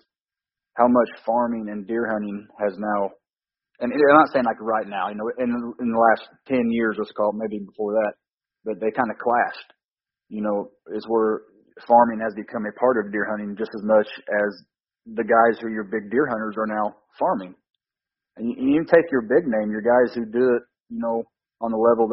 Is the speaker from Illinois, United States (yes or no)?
yes; Southern Illinois, United States; I just, grew up here, Southern Illinois